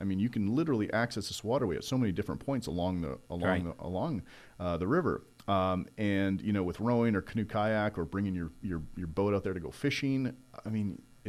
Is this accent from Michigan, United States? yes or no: no; New York, United States; now in Oak Ridge, United States; being a longtime New Yorker